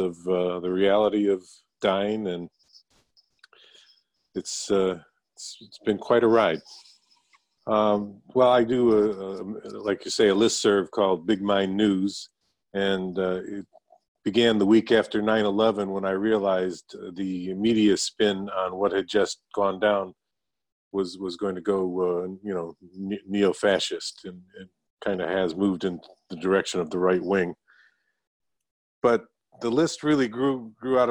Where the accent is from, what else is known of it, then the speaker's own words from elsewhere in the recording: Niagara Falls, New York, United States; moved away as an adult; now in Langley, Washington, United States; I was born and raised in Niagara Falls, New York, Italian-American family